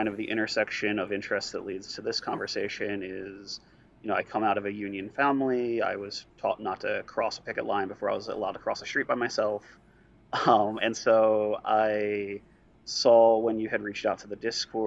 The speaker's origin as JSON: {"language": "English", "town": "Philadelphia", "region": "Pennsylvania", "country": "United States", "said": "I'm also from the Philadelphia area"}